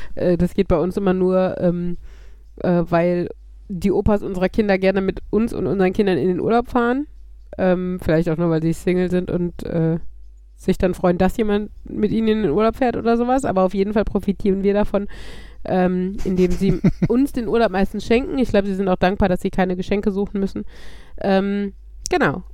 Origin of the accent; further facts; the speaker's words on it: Germany